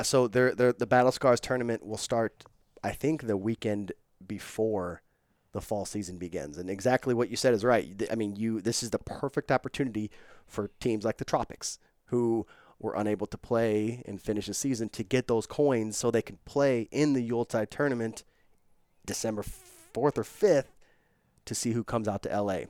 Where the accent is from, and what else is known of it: St. Louis, Missouri, United States; now in Los Angeles, United States